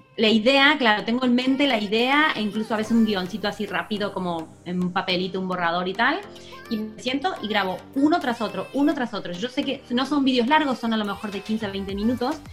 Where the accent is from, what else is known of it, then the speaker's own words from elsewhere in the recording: Argentina; moved away as an adult; now in Spain; soy una argentina que lleva 15 años en España